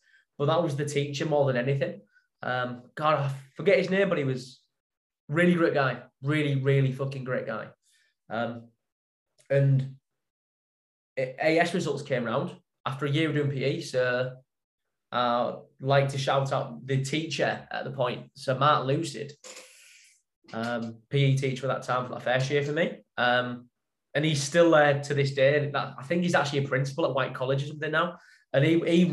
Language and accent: English; Hedon, Yorkshire and the Humber, United Kingdom; also born or lived in Ottringham / York / Hull; we moved from Heddon to Otteringham